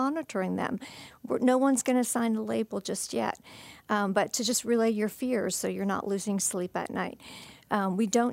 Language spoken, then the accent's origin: English; Canada; I'm Canadian by birth